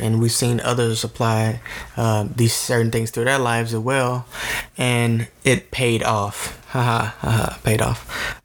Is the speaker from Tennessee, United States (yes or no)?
yes; Tennessee, United States; we are from Tennessee